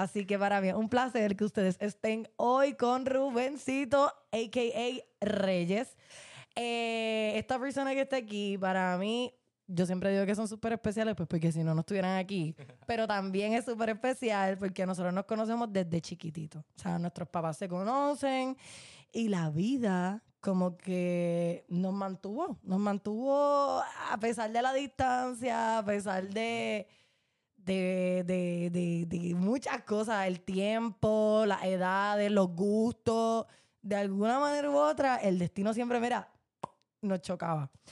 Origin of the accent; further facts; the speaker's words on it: Puerto Rico; como boricuas, como estudiantes